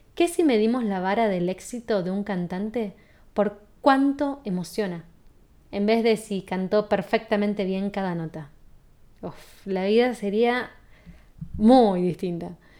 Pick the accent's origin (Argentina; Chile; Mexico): Argentina; soy de Argentina